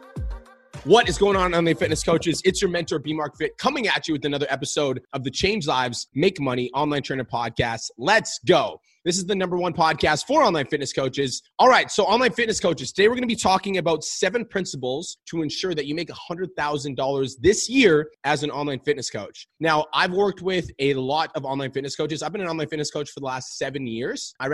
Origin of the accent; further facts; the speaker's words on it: Calgary, Alberta, Canada; I was born and raised in Calgary, Alberta.